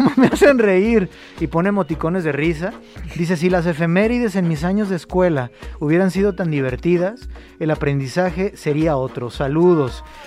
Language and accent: Spanish; Mexico